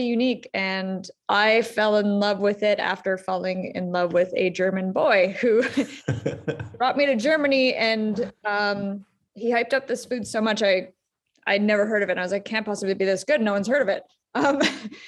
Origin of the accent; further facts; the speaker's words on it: Ottawa, Ontario, Canada; my hometown is Ottawa. I live here, Ottawa, Canada